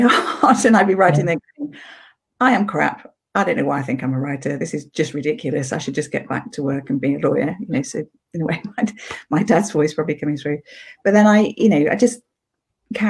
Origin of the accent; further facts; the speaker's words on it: Sheffield, Yorkshire and the Humber, United Kingdom; I was brought up in Yorkshire, went to school in Sheffield.